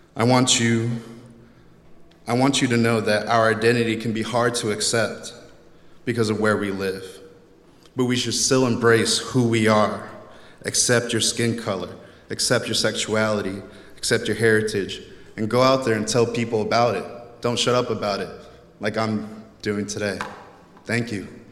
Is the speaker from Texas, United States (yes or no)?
yes; Texas, United States; growing up in Texas